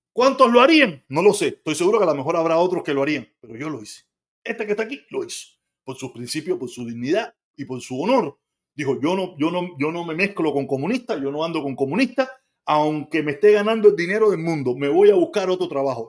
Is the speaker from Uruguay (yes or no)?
no; Havana, Cuba; moved away as an adult; now in United States; soy de La Habana y desvedado